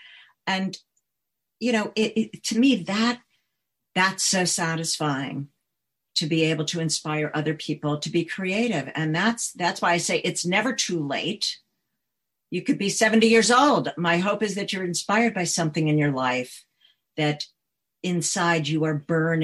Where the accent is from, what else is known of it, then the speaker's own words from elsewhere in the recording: New York, United States; also born or lived in Chicago, United States / California, United States; Yeah, no, I'm from New York originally, Chicago, and then California, and then New York.